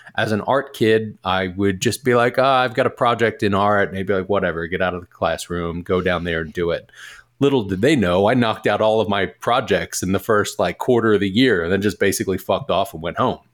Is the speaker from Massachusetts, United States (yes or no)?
no; Philadelphia, Pennsylvania, United States; moved away as an adult; also born or lived in Delaware / Portland, Oregon; I am originally from Philly